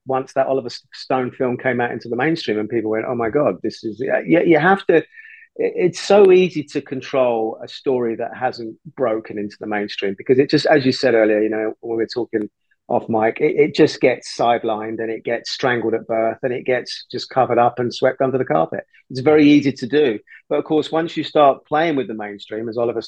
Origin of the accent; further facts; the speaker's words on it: London, United Kingdom; My parents are Irish, even though I was born in London and brought up in London